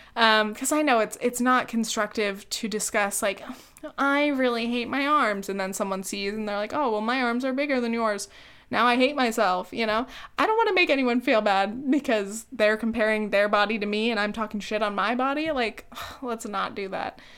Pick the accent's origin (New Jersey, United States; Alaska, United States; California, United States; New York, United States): California, United States; Orange County; we met back in high school. We're from Orange County